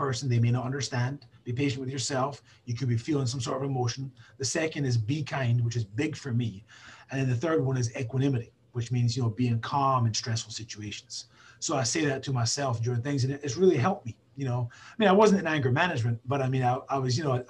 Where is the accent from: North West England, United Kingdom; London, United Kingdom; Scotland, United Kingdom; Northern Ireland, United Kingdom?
Scotland, United Kingdom; I'm a Scottish guy